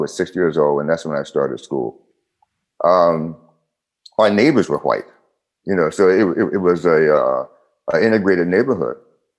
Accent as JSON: {"language": "English", "town": "Harrisburg", "region": "Pennsylvania", "country": "United States", "tie": "born or raised there", "also_born_or_lived": "Philadelphia", "said": "And I was born in Philly. And right after that, we moved back to, my mom and I went back to Harrisburg."}